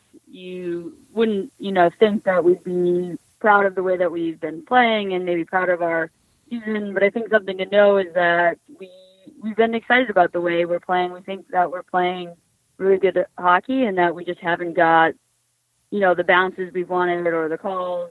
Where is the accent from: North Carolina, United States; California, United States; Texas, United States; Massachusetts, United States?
Massachusetts, United States; Cape Cod; now in Boston, United States; I grew up in Cape Cod, so, you know, I was on the Cape Cod hockey team